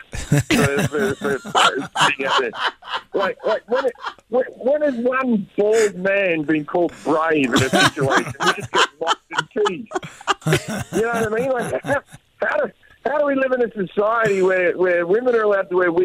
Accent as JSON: {"language": "English", "country": "Australia", "tie": "born or raised there", "moved": "as an adult", "lives_now": "United States", "said": "growing up in Australia or being Australian"}